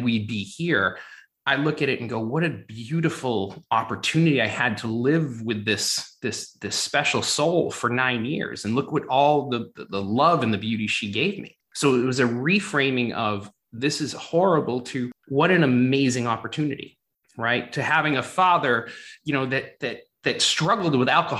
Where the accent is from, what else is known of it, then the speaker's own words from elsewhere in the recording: Brockton, Massachusetts, United States; growing up in Boston or south of Boston in a town called Brockton